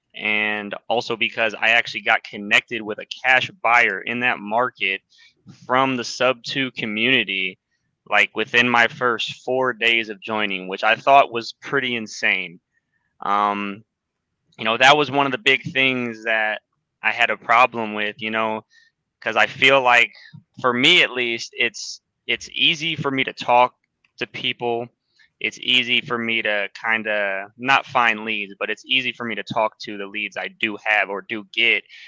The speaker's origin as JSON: {"language": "English", "region": "Illinois", "country": "United States", "said": "I'm from Illinois"}